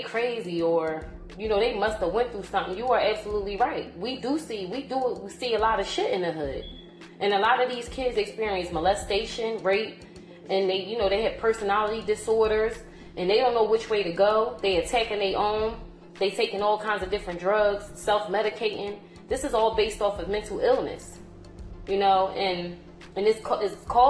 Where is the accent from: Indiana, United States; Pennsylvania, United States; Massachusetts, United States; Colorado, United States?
Pennsylvania, United States; Philadelphia; growing up in North Philly